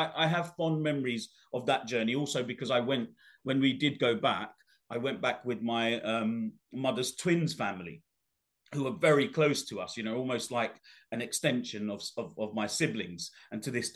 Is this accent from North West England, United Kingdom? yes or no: no; London, United Kingdom; also born or lived in Bangladesh; my upbringing, as you know from the book, was a tough one growing up in the East End of London